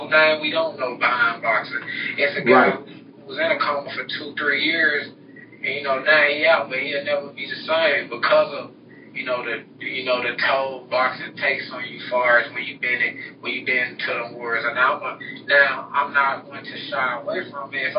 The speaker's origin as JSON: {"language": "English", "town": "Memphis", "region": "Tennessee", "country": "United States", "said": "I'm from Memphis, Tennessee, name of Orange Mound."}